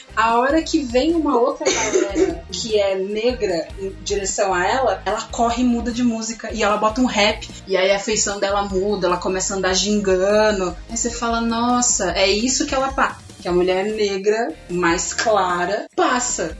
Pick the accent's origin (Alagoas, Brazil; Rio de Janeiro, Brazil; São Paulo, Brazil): São Paulo, Brazil; Casa Branca; now in São Paulo, Brazil; Eu não sou daqui de São Paulo, vim do interior de São Paulo, uma cidade que se chama Casa Branca